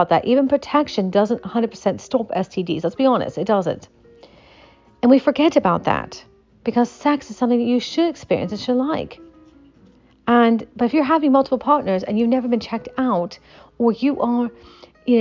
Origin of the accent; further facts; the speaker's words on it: Appalachia, United States; the culture I was brought up in is the Appalachian culture